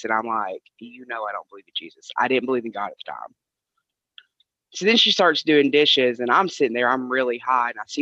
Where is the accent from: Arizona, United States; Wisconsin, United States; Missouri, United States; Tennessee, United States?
Tennessee, United States; I am from Tennessee